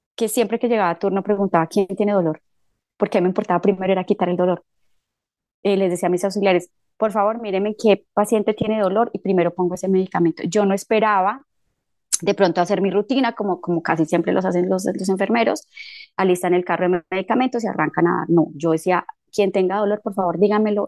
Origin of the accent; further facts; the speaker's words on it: Líbano, Tolima, Colombia; moved away as an adult; also born or lived in Buenos Aires, Argentina / Uruguay; mi pueblo es fundado por eh, eh, una persona que fue quien trajo el primer encuentro espírita al, Líbano